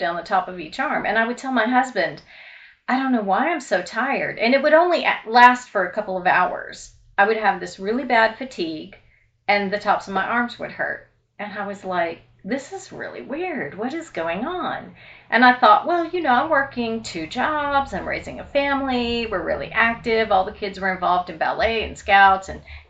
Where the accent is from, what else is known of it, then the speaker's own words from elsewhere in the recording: Louisville, Kentucky, United States; moved away; I grew up in Louisville, Kentucky